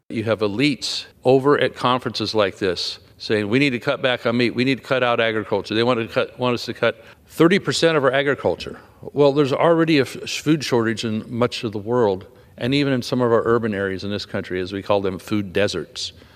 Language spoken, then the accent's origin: English; California, United States; my home state of California